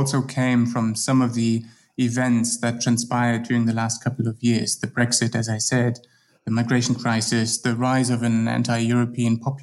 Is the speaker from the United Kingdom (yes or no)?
no; Germany; moved away as an adult; now in Bern, Switzerland; I'm originally from Germany, but my current position is in Switzerland at the University of Bern